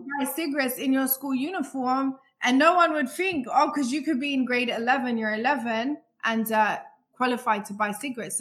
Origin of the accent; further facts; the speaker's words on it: London, United Kingdom; I grew up in London